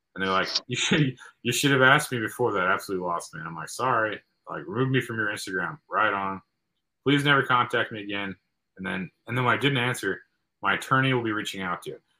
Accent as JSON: {"language": "English", "region": "Midwest", "country": "United States", "said": "from the Midwest"}